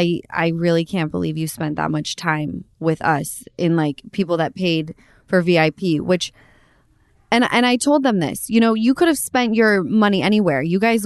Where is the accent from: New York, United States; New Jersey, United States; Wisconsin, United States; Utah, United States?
Utah, United States; now in Los Angeles, United States; you know, I come from Utah.